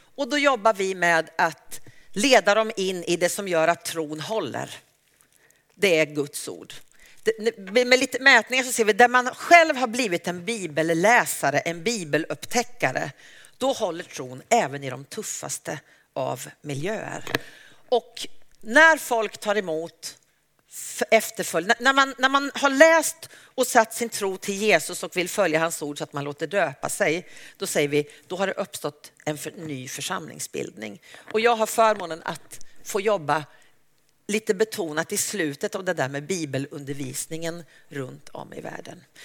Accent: Uppsala, Uppsala County, Sweden; jag är en, missionär från Uppsala

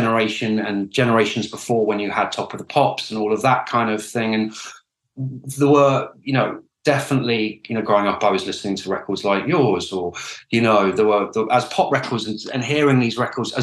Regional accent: Oxford, South East England, United Kingdom; I grew up in Oxford

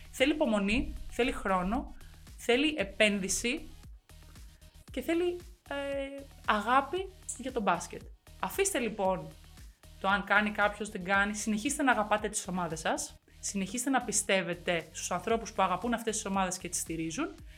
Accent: Greece; είμαι Ελληνίδα

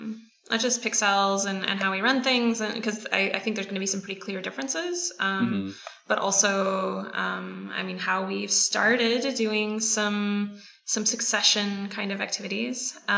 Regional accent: California, United States; now in Montreal, Canada; I'm originally from California. Ben and I were chatting about that. But yeah, it looks like I'm Canadian for a while now.

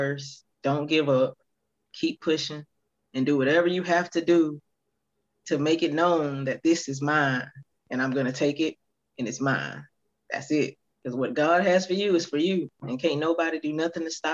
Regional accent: Prichard, Alabama, United States; my hometown, Pritchard, Mobile

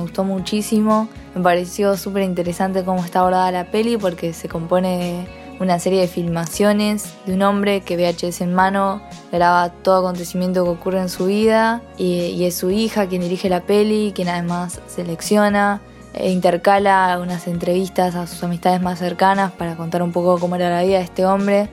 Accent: Rosario, Santa Fe, Argentina; tengo 23 años, soy de Rosario.

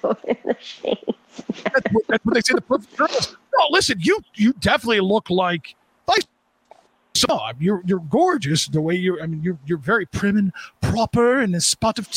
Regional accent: United States; I'm an American.

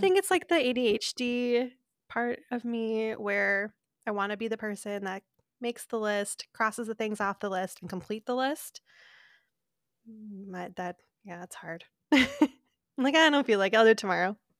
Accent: Minnesota, United States; I'm a Minnesotan.

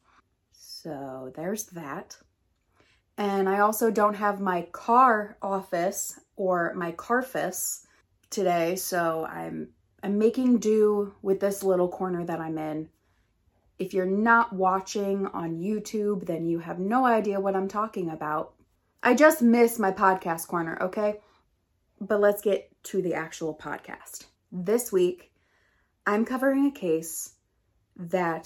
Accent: United States; accent: American English; first language English; I'm American and I don't know any other language

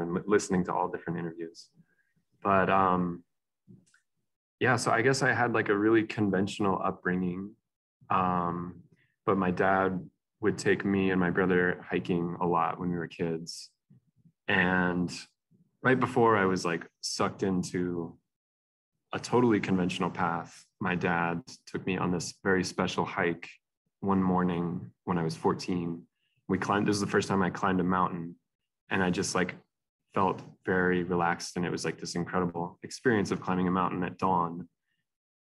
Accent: New Mexico, United States; moved away as an adult; now in Asheville, United States; I'm from New Mexico

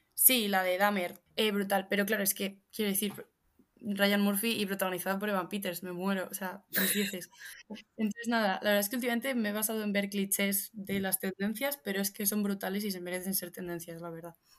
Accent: Madrid, Community of Madrid, Spain; soy la típica madrileña que veranea en la manga

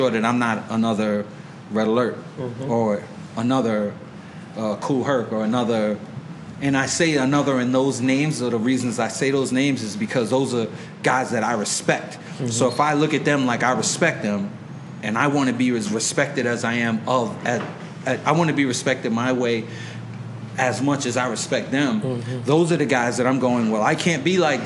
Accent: New York, United States; also born or lived in Panama; I was born in Panama, but raised in Brooklyn

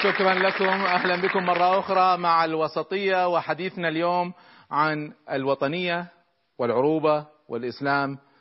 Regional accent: Kuwait; احنا عندنا في الكويت

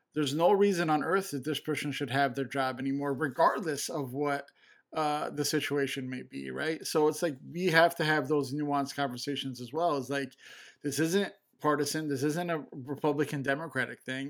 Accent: Chicago, Illinois, United States; I'm from Chicago

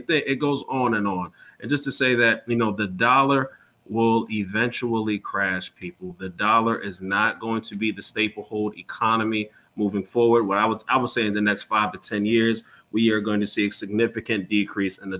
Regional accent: New York, United States; I'm from New York

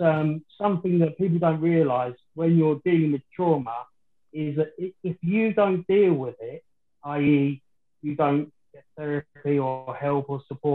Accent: London, United Kingdom; I was born in West Ham, in the old Plasto Hospital, which sits over Upton Park

